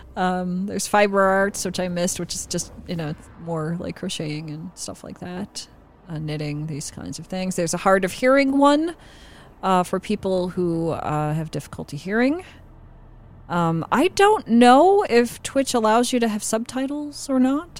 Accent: Midwest, United States; I grew up in the Midwest

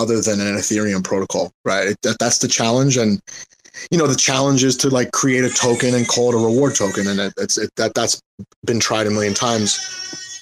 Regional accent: New York, United States; also born or lived in Asia; I don't even speak proper English, right? Because I'm from New York

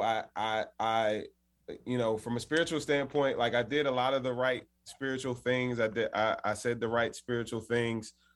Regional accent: Washington, District of Columbia, United States; I grew up in Washington, D.C.

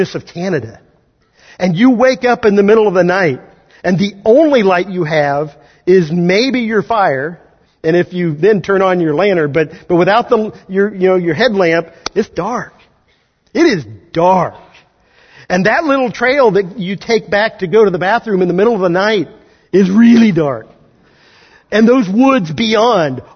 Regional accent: Kansas, United States; moved away; I grew up in Kansas

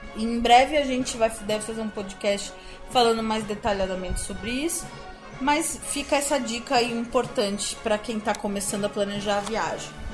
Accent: Brazil; Como bom brasileiro

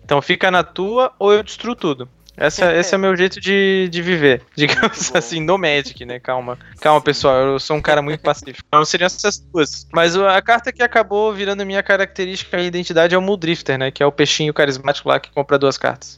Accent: Florianópolis, Santa Catarina, Brazil; eu sou de Florianópolis e ainda estou morando em Floripa

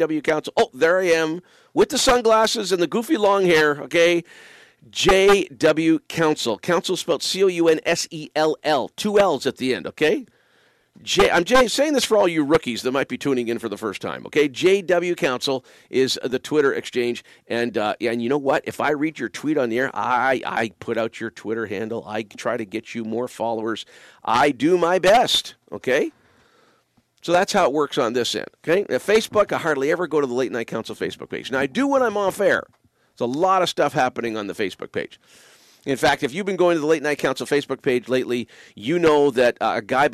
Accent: Windsor, Ontario, Canada; moved away; I grew up in the shadow of the Ambassador Bridge. Windsor is my hometown

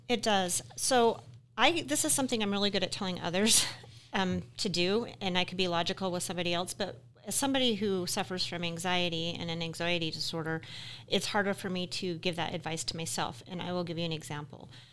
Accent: Utah, United States; now in Wyoming, United States; I'm from Utah originally

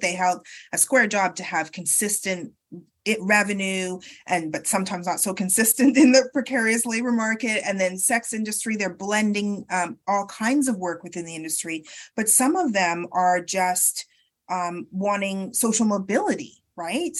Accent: Canada; also born or lived in United Kingdom; I was born in the UK, but I grew up in Canada

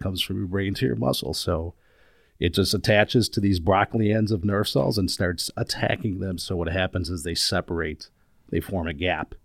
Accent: Chicago, Illinois, United States; moved away as an adult; now in Minneapolis, United States; Chicago. I was born and raised there

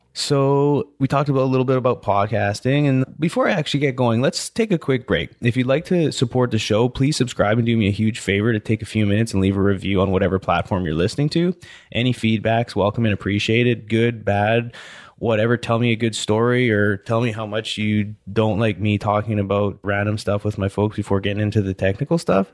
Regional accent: Canada; moved away as an adult; also born or lived in Pittsburgh / Louisiana; I'm from Canada

